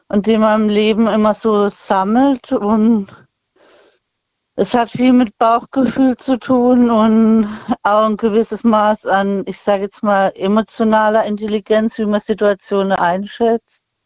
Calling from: Bühl, Baden-Württemberg, Germany; Ich komme aus der Nähe von Bühl bei Baden.

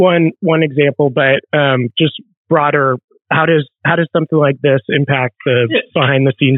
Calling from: New York City, New York, United States; I'm calling from New York City.

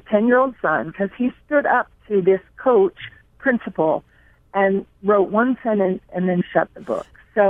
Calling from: Colorado, United States; I am calling from Colorado

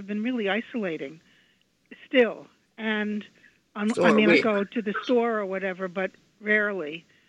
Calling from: New York, United States; I'm calling from Queens.

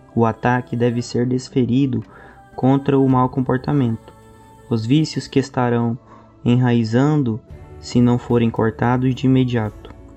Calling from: Goiânia, Goiás, Brazil; eu falo de Goiânia

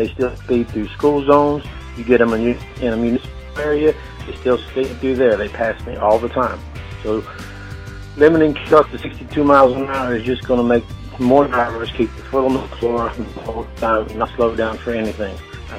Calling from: Moss Point, Mississippi, United States; I'm calling from Moss Point, Mississippi.

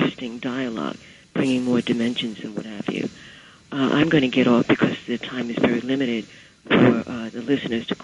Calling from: New York, United States; I'm calling from Brooklyn.

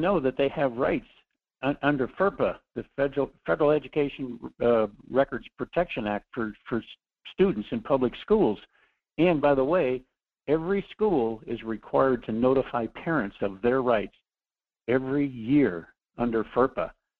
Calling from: New Mexico, United States; This is … calling from New Mexico today because my daughter's expecting, and that's why we're down here.

